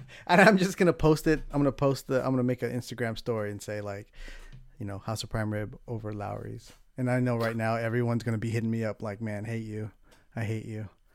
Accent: San Diego, California, United States; moved away as an adult; also born or lived in Los Angeles; now in San Francisco, United States; I grew up in San Diego, so that was kinda, a lot of my childhood was San Diego

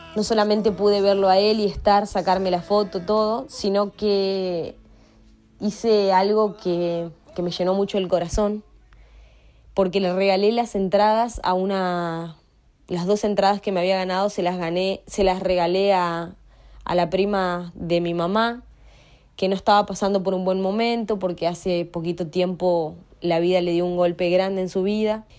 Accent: Paraná, Entre Ríos, Argentina; soy de Paraná, Entre Ríos, Argentina

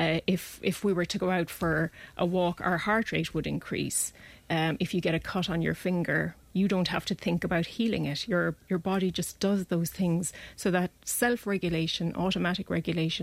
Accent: close to Clonmel, Tipperary, Ireland; also born or lived in Dublin; now in Clonmel, Ireland; we moved from Dublin, and I grew up close to Clonmel

